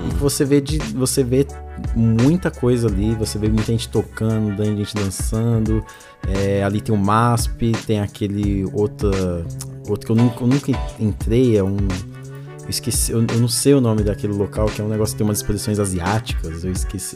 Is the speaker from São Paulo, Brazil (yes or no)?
yes; São Paulo, Brazil; eu sou cria aqui da Zona Leste